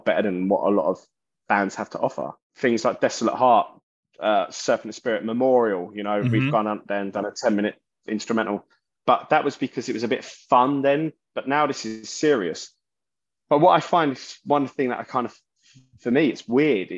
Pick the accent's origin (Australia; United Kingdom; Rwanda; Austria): United Kingdom; London; I'm from South London